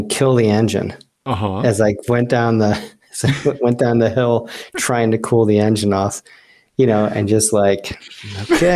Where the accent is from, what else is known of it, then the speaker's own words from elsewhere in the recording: New Jersey, United States; I grew up in New Jersey.